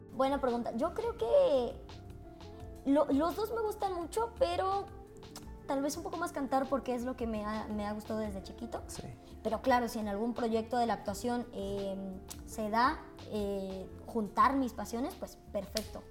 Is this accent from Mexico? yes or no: yes; Veracruz, Mexico; yo soy de Veracruz y mi mamá en Veracruz eh, trabajaba como locutora